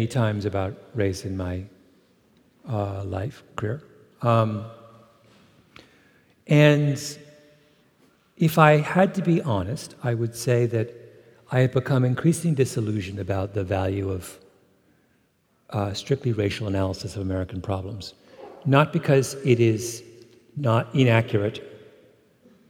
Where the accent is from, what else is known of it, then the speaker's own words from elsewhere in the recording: Canada; I'm Canadian